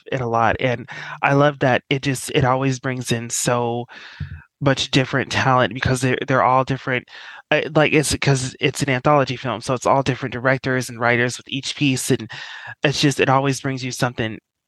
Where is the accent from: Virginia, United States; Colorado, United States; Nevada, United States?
Colorado, United States; Denver; moved away as an adult; I'm from Denver, Colorado